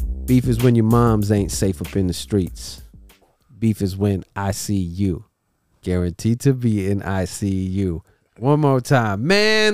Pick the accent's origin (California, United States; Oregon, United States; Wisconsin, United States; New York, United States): California, United States; Bay Area; I'm from the Bay Area too